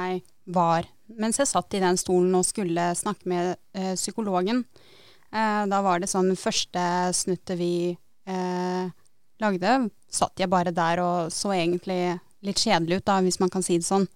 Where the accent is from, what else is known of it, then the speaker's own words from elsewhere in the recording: Tønsberg, Vestfold, Norway; 22 år og er fra Tønsberg